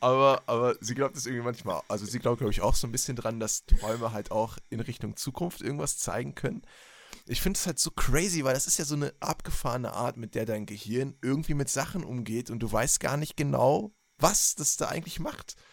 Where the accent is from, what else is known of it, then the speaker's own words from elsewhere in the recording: Berlin, Germany; moved away; als ich noch in Berlin gelebt habe, ne, da bin ich ja geboren, Leute, ich bin ja in der Metropole schlechthin aufgewachsen.